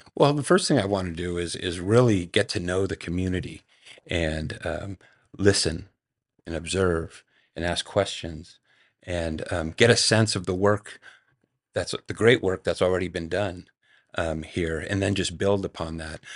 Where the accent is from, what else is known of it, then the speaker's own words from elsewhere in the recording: Marin County, California, United States; also born or lived in San Francisco; I was, I was born in San Francisco. My father was raised in San Francisco. Um, but then when I was really young, we moved across the Golden Gate Bridge to Marin County, where I was largely raised